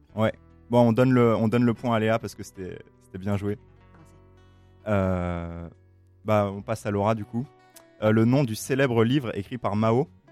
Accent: France; je suis français

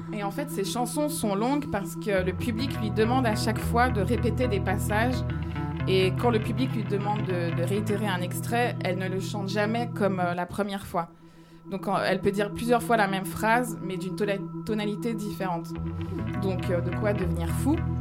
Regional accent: Cairo, Cairo Governorate, Egypt; moved away; mon enfance au Caire

